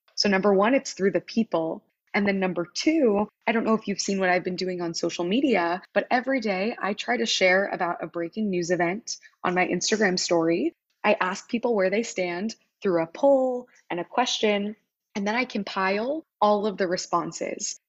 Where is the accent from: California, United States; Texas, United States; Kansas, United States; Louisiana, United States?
Kansas, United States; Wichita; moved away as an adult; also born or lived in Philadelphia, Pennsylvania; I grew up in Wichita